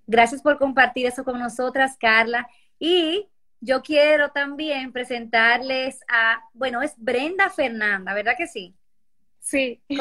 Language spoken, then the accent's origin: Spanish; Lima, Peru; Yo soy de Lima, Perú.